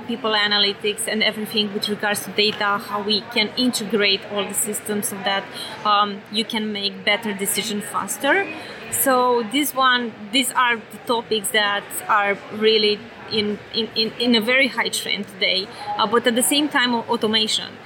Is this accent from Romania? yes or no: yes; Romania; accent: European; now in San Francisco, United States; originally, I'm from Romania